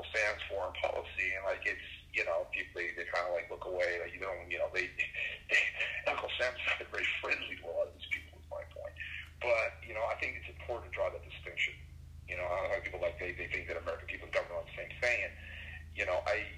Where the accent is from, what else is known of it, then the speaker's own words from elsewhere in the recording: Brazil; now in United States; I grew up in Brazil